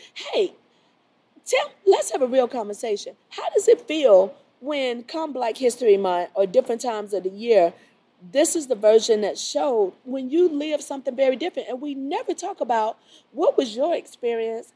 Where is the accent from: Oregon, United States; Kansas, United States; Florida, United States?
Florida, United States; Miami; moved away as an adult; now in Charlotte, United States; I grew up in Miami.